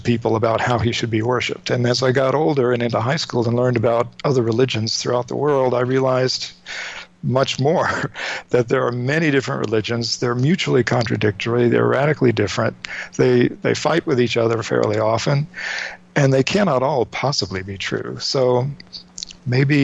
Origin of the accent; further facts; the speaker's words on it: North Carolina, United States; I grew up in North Carolina. My parents were from New York and Rhode Island. But I grew up in North Carolina